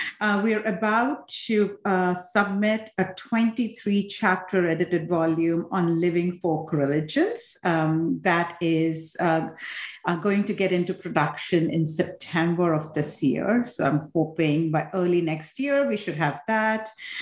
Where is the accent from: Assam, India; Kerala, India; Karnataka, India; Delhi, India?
Assam, India; now in United States; essentially I was born, I'm from Assam, India, which is one of the states in the eastern part of India. And so my family comes from there. I was born there.